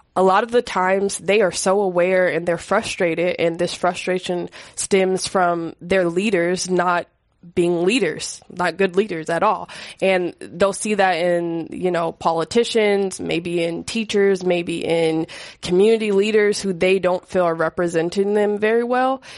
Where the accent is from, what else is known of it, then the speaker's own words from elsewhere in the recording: San Francisco, California, United States; growing up in San Francisco, I was thankful, um, to go to high school here